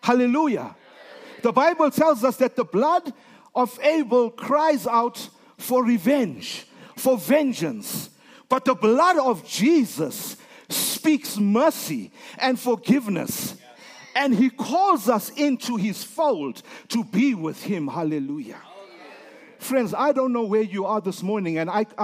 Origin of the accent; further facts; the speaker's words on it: South Africa; I'm from Africa